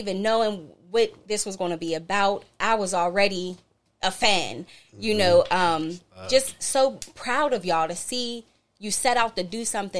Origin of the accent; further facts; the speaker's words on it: Duquesne, Pennsylvania, United States; growing up in Duquesne.